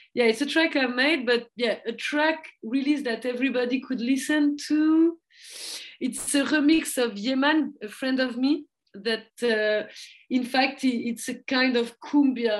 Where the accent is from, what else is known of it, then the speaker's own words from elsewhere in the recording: France; accent: French; English is a second language; now in Lisbon, Portugal; my French accent